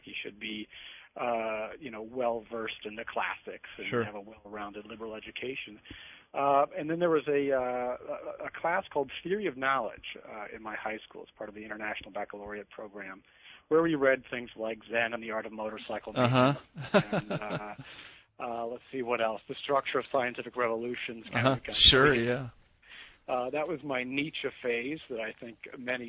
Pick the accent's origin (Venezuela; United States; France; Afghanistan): United States; Gainesville, Florida; I was born in Gainesville, Florida, which is in some ways the Eugene